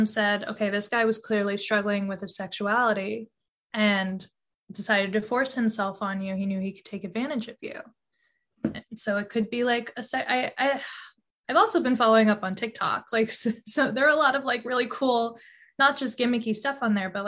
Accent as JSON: {"language": "English", "town": "New York City", "region": "New York", "country": "United States", "tie": "born or raised there", "said": "I grew up on the Upper East Side of Manhattan"}